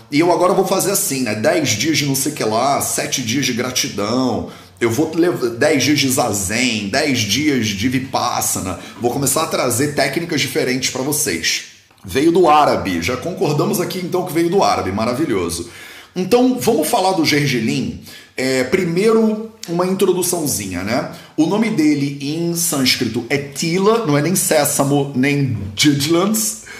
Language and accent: Portuguese; Brazil; eu sou brasileiro